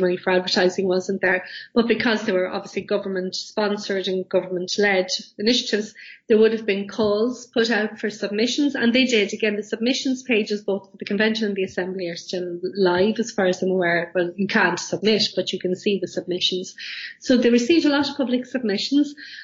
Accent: Ireland; I'm Irish

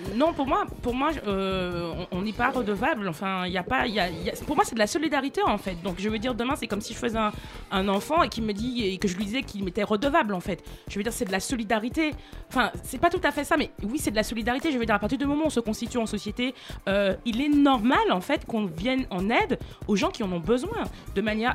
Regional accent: Martinique

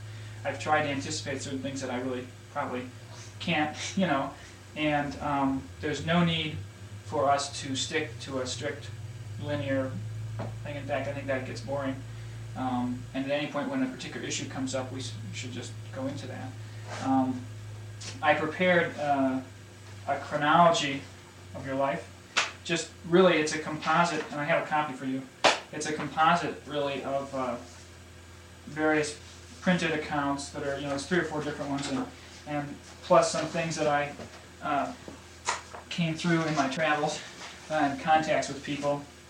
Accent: Detroit, Michigan, United States; Detroit, Michigan. Is where I'm. My father works for the Ford Motor Company. Classic Detroit

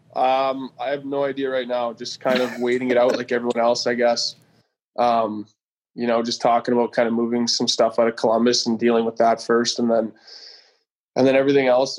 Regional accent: Pilot Butte, Saskatchewan, Canada; also born or lived in Regina; I was just outside in White City in Pilot Butte, where I grew up just outside

